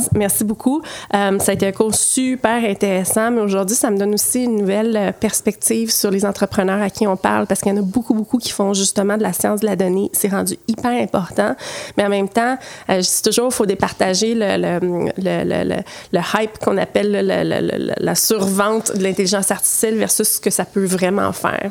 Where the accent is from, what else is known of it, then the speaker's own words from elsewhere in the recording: Quebec City, Quebec, Canada; moved away; also born or lived in Montreal; j'ai grandi à Québec, donc ah mon passé de nage synchronisée s'est fait à Québec.